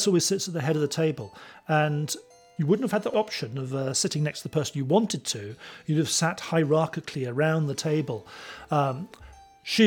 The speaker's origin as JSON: {"language": "English", "region": "England", "country": "United Kingdom", "said": "I'm an English historian."}